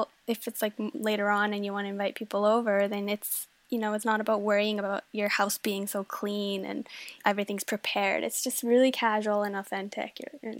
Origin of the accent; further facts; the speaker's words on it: Denmark; So I was born in Denmark and I have a very, very Danish family. And so it is just part of how we were growing up.